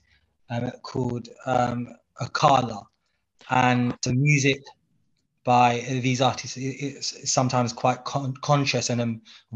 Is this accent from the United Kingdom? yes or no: yes; London, United Kingdom; So I've been born and brought up in London to Bangladeshi parents, myself, who migrated in the 80s to the UK